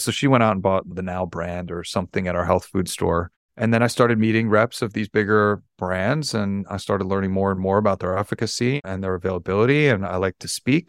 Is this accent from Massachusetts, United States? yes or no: no; New York City, New York, United States; I'm born and raised in New York